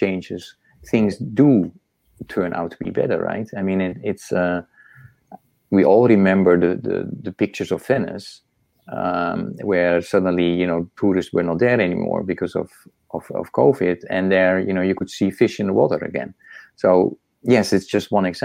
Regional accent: Netherlands; moved away as an adult; also born or lived in Indonesia; now in United States; I come from the Netherlands.

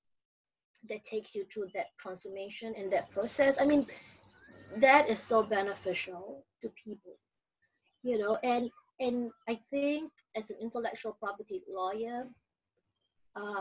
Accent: Malaysia; moved away as an adult; now in United States; I grew up in Malaysia, and then I came to school in the US

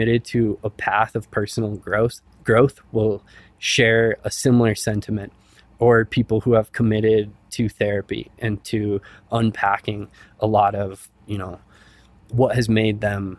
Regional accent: Silverthorne, Colorado, United States; in places like my hometown of Silverthorne and Summit County.

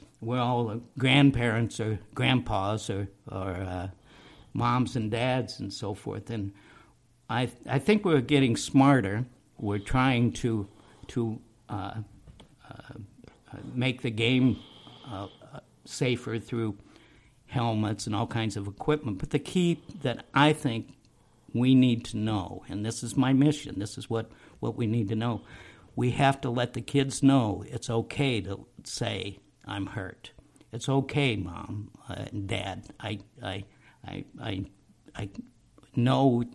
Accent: Illinois, United States; moved away; I'm from Illinois

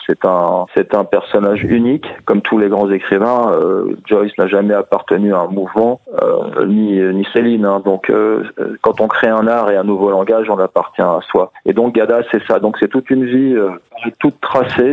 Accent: France; also born or lived in Corrèze, France / Sarcelles, France; j'ai passé un peu mon enfance en Corrèze, puis dans les cités, à Sarcelles

